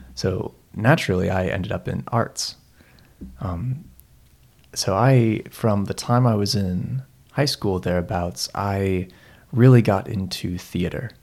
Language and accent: English; Seattle, Washington, United States; moved away as an adult; now in Christchurch, New Zealand; I grew, I grew up in Seattle um, for pretty much my whole life